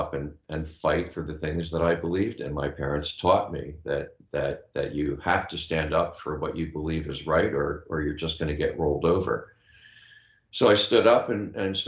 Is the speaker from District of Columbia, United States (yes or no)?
yes; Washington, District of Columbia, United States; I grew up in Washington, D.C., in a civil rights family